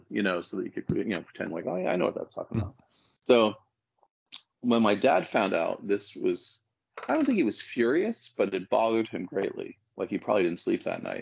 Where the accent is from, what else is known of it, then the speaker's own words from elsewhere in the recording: Canada; Well, I grew up in Canada, and um, uh, but it was a very Britishy Canada, if that makes sense